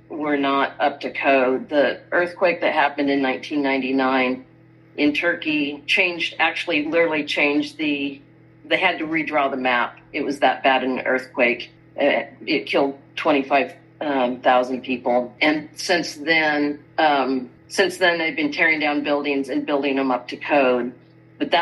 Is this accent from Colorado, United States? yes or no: yes; Colorado, United States; moved away as an adult; I am an American. I grew up in Colorado